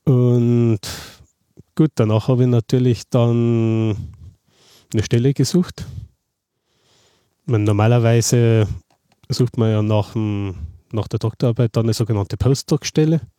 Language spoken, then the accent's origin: German; Passau, Bavaria, Germany; ich stamme ja aus Passau, Niederbayern mhm. und bin dann eben äh, äh nach München zum Studium gegangen